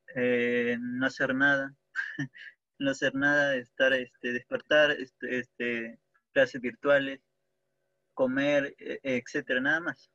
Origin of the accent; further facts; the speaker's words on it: Peru; soy de Perú.